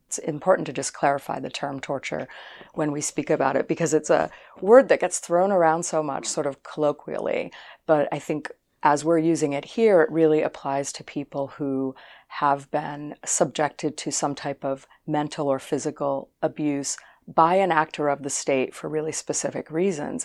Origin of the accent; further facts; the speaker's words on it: Boston, Massachusetts, United States; moved away; also born or lived in Los Angeles; I grew up in the Boston area